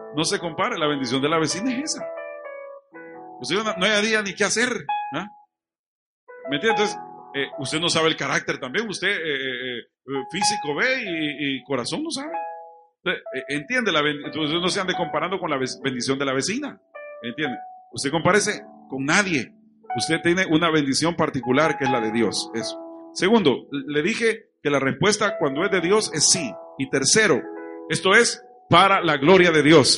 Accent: Chalchuapa, Santa Ana, El Salvador; now in Santa Ana, El Salvador; Aquí es donde yo me crié

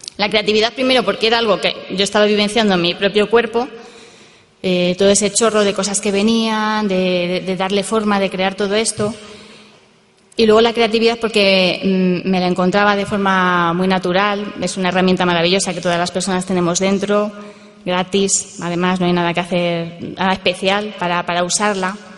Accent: Madrid, Community of Madrid, Spain; yo soy de Madrid, vivo en Madrid

